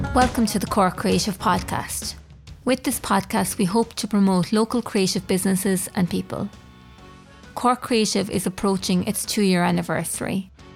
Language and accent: English; Clonakilty, Munster, Ireland; we're both from Clonakilty.